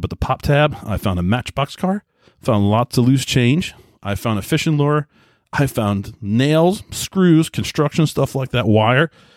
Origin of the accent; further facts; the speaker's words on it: Southold, New York, United States; I grew up in Long Island, New York, a little town called Southhold.